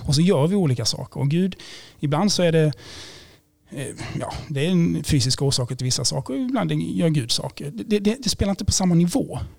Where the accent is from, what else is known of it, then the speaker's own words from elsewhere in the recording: Blekinge, Sweden; now in Gothenburg, Sweden; Jag kommer från Blekinge från början